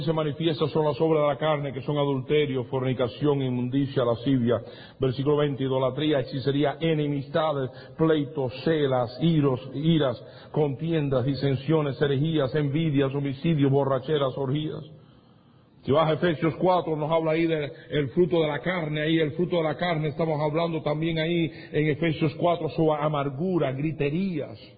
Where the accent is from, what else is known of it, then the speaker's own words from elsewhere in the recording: Cuba; moved away; yo vine de Cuba